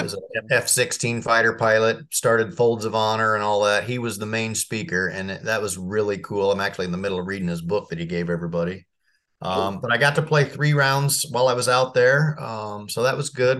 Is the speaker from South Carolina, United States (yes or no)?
no; Marion, Indiana, United States; I grew up in Marion, Indiana